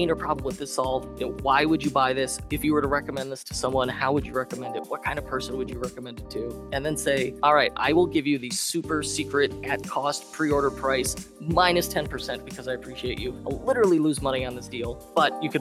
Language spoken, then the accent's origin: English; Chicago, Illinois, United States; born and raised Chicago, always in the Midwest. I grew up in the Northwest suburbs